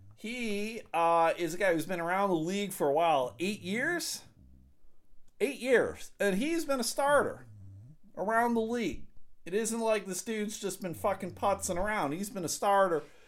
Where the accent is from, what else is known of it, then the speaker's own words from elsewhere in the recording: Clarence, New York, United States; I grew up in Clarence, New York, right outside of Buffalo, 15 minutes outside of Buffalo